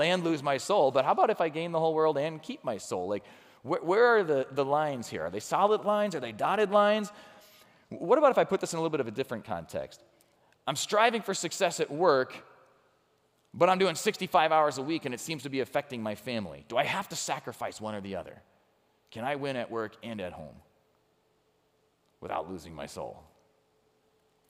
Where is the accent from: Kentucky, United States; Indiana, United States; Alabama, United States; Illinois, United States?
Illinois, United States; Chicago; moved away; I grew up around Chicago